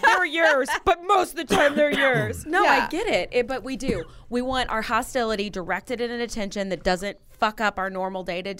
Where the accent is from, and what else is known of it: Mitchell, Illinois, United States; born or raised there; also born or lived in Mississippi